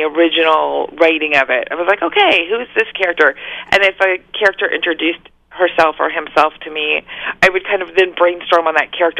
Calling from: Los Angeles, California, United States; Just Los Angeles.

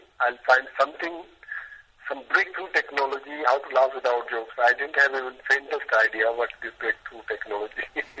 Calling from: Mumbai, Maharashtra, India; I'm calling from India.

